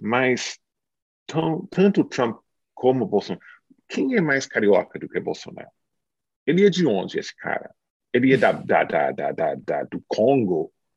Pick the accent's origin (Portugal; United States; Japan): United States; the South of the United States; eu sou do sul dos Estados Unidos